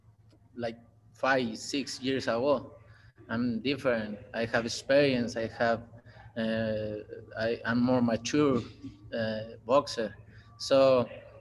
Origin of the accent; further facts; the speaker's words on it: Mexico; English is a second language; I'm from Mexico